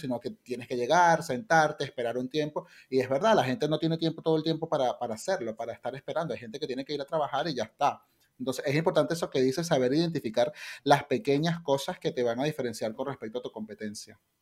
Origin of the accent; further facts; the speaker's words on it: Caracas, Capital District, Venezuela; moved away as an adult; now in Spain; yo soy de Caracas